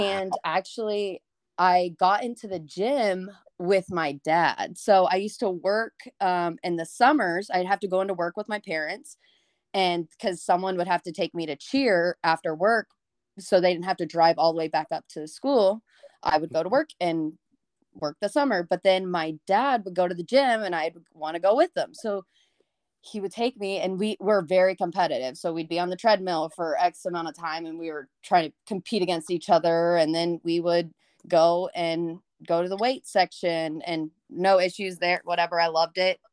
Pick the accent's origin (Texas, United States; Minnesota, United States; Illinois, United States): Texas, United States; Montgomery; moved away as an adult; now in College Station, United States; I moved from Montgomery, which used to be a small town, and it still has, like, small town vibes